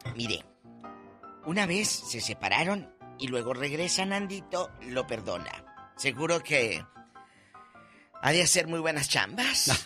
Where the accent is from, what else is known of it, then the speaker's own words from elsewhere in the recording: Matamoros, Tamaulipas, Mexico; en mi tierra, en Matamoros